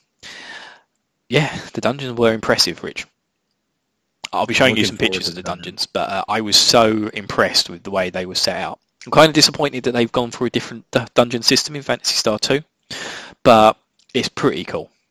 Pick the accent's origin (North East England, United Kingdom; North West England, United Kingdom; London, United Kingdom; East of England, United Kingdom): East of England, United Kingdom; Essex; accent: Essex; where I'm from in the UK, my local dialect. I'm from Essex, and we have in Essex what's called a lazy tongue